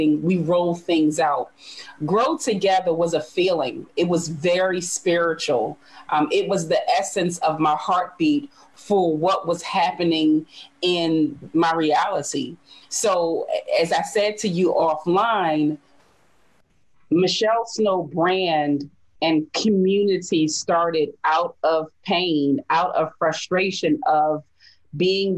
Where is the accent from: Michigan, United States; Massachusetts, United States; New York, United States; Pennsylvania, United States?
Pennsylvania, United States; Philadelphia; I was born and raised in North Philadelphia